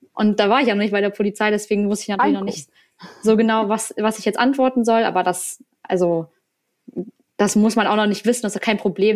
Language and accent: German; Berlin, Germany; moved away as an adult; now in Neustrelitz, Germany; eigentlich komme ich aus Berlin